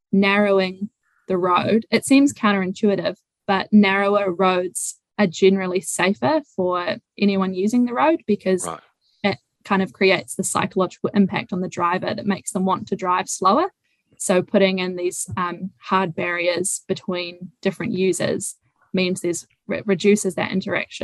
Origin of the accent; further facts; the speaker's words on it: Raglan, Waikato, New Zealand; also born or lived in Hamilton; I grew up in Whangaroa Raglan, or just outside of Raglan